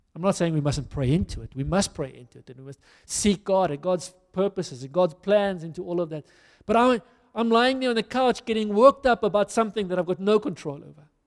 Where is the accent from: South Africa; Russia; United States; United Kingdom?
South Africa; I'm a South African